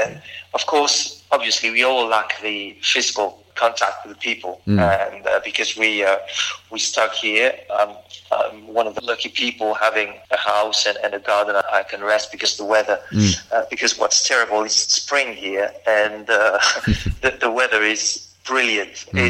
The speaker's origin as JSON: {"language": "English", "town": "Albi", "region": "Occitania", "country": "France", "tie": "born or raised there", "second_language": "English", "moved": "yes", "lives_now": "Paris, France", "said": "I'm from there, born and bred in Albi. And I was something like 7 or 8 when I saw my first game."}